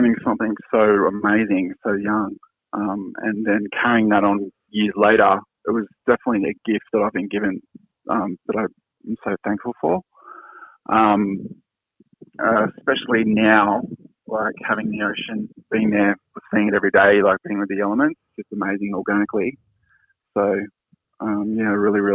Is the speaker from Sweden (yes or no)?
no; Sydney, New South Wales, Australia; moved away as an adult; also born or lived in Europe / east coast of Australia; But I grew up down south in Sydney, in Cronulla